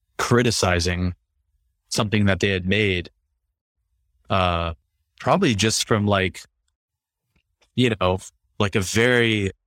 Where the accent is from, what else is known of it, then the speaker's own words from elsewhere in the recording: East Coast, United States; also born or lived in Midwest; because I grew up on the East Coast and in the Midwest.